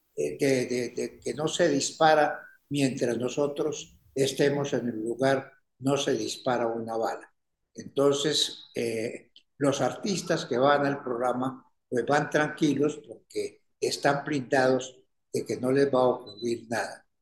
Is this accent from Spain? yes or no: no; Ibagué, Tolima, Colombia; moved away as an adult; also born or lived in Bogotá; me había venido del Ibagué, mi tierra natal